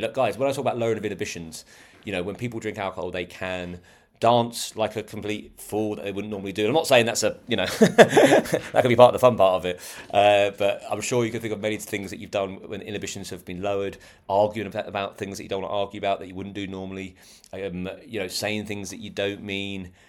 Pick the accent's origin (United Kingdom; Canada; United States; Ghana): United Kingdom; We're British